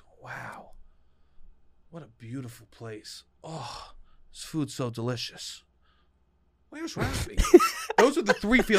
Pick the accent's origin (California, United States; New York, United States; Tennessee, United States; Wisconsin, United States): New York, United States; Brooklyn; I go, oh, I'm from Brooklyn.